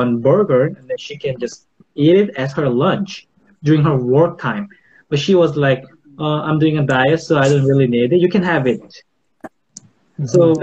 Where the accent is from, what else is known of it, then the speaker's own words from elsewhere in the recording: South Korea; I'm from South Korea